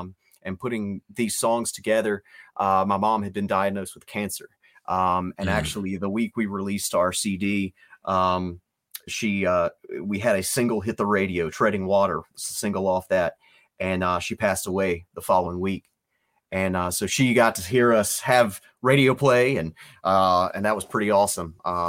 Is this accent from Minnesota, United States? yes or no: no; Virginia, United States; I don't know where my accent is from. Apparently somewhere in the Midwest. But I'm from Virginia.